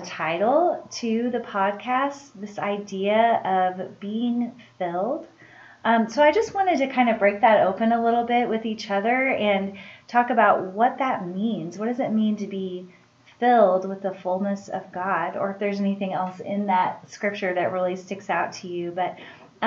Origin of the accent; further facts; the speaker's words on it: Springfield, Missouri, United States; I am originally from Springfield, Missouri.